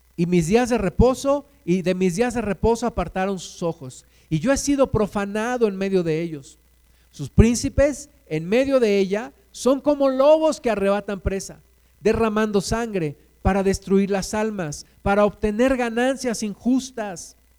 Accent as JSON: {"language": "Spanish", "country": "Mexico", "said": "Aquí nos sembraste, Jesús. Aquí nacimos"}